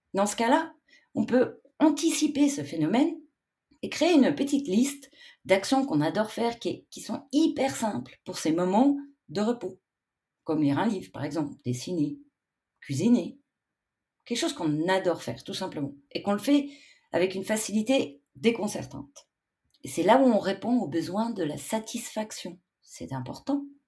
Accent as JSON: {"language": "French", "country": "Switzerland", "said": "chez nous en Suisse"}